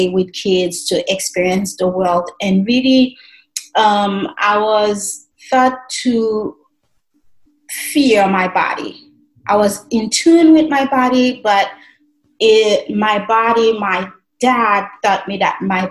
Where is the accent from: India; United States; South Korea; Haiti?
Haiti; moved away as an adult; And I was raised in Haiti. I lived in Haiti for the first 40 years of my life, just turned 41